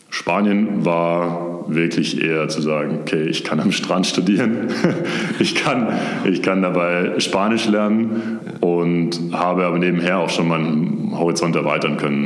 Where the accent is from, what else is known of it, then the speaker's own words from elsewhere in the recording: near Stuttgart, Baden-Württemberg, Germany; moved away as an adult; also born or lived in Konstanz; now in Munich, Germany; ich bin ursprünglich aus der Nähe von Stuttgart. Mhm. Das heißt, ich bin ein Urschwabe, wie man so schön sagt und bin da auch komplett aufgewachsen